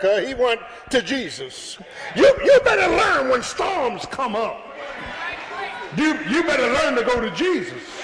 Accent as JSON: {"language": "English", "town": "Philadelphia", "region": "Pennsylvania", "country": "United States", "said": "I'm from South Philly"}